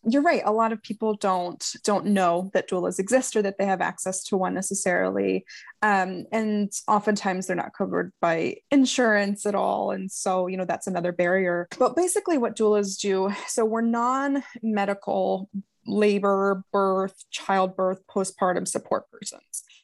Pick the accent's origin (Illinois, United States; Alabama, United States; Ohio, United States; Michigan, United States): Ohio, United States; moved away as an adult; also born or lived in Utah; We were in Utah, we're from Ohio